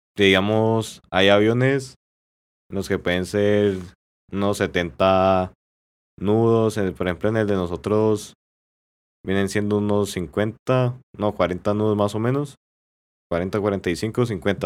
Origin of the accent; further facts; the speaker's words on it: La Victoria, Valle del Cauca, Colombia; yo soy de la Victoria Valle